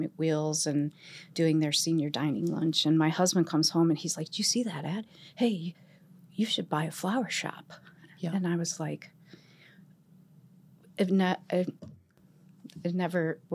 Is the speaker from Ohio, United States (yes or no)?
yes; Cleveland, Ohio, United States; moved away as an adult; now in Monticello, United States; Born and raised in Cleveland